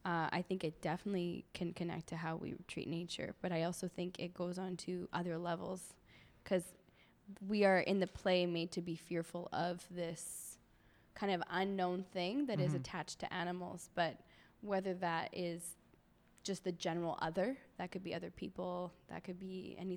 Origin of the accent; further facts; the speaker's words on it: Montreal, Quebec, Canada; now in Toronto, Canada; I am an actor who now lives in Toronto. I'm originally from Montreal.